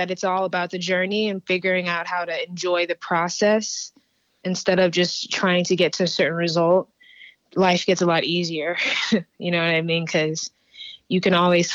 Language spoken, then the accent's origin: English; Houston, Texas, United States; also born or lived in Stafford, Texas / Sugar Land, Texas; I grew up in Southwest